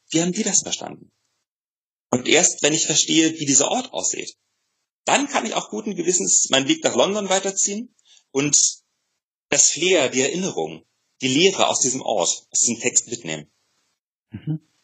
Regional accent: Germany; wir als Deutsche

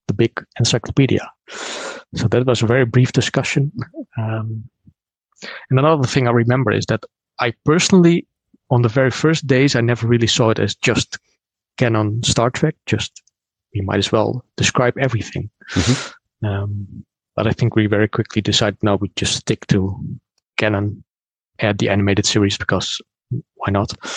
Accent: Netherlands; from the Netherlands

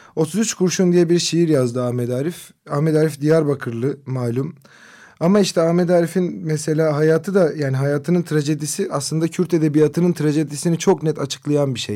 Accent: Kızıltepe, Mardin, Turkey; Benim memleketim olan Kızıltepe'de

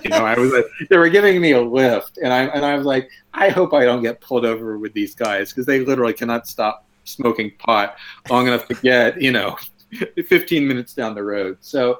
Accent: Chapel Hill, North Carolina, United States; moved away as an adult; also born or lived in Michigan; the station in North Carolina where I was growing up.

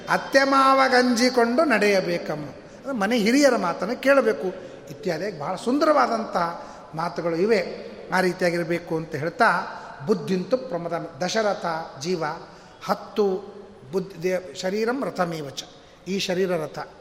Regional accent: North Karnataka, India; ನಮ್ಮ ಹಳ್ಳಿ ಉತ್ತರ ಕರ್ನಾಟಕ ಭಾಷಾದವ್ರು

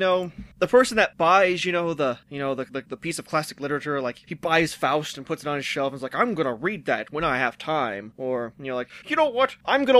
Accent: United States; I'm an American.

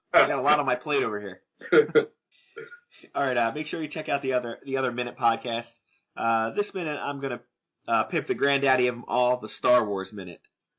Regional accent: New Jersey, United States; I'm from New Jersey after all.

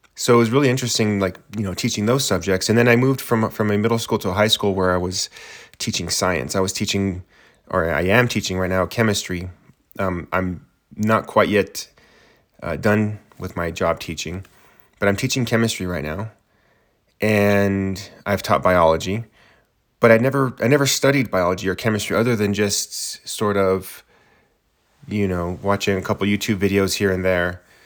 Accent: New Mexico, United States; also born or lived in Santa Fe, New Mexico / Moriarty, New Mexico / Albuquerque, New Mexico; I'm from New Mexico, and those are the three sort of communities I, I consider myself to be from. Uh, Santa Fe, then the East Mountains, which is, uh, Moriarty, uh, New Mexico, east of the San Diego Mountains, that's what they're referring to, and then Albuquerque

